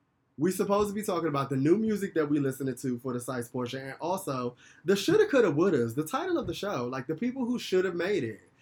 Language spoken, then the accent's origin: English; Washington, District of Columbia, United States; I grew up in Southeast